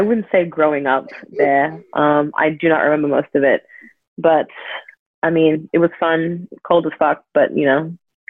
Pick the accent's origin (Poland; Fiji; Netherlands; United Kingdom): Fiji; moved away as an adult; also born or lived in Sydney, Australia; now in Australia; My Fiji side of my family is from Bakondrove, and the Ghanaian side of my family is from Jamestown. I was born in Sydney, but moved back to Fiji when I was one, grew up there, spent my whole life there, and then moved to Australia in 2017 for uni.